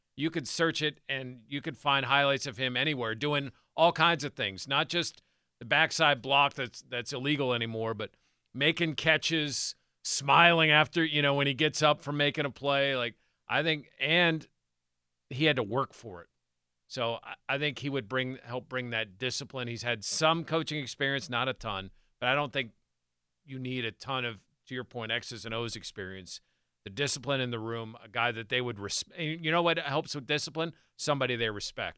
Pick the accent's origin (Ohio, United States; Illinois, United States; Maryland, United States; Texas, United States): Ohio, United States; near Youngstown; I grew up near Youngstown